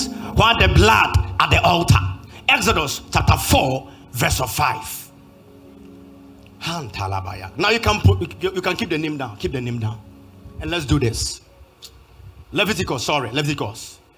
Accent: Kumasi, Ashanti, Ghana; I'm from Kumasi.

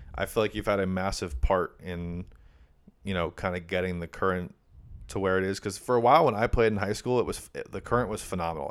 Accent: Granby, Connecticut, United States; from my hometown in Granby

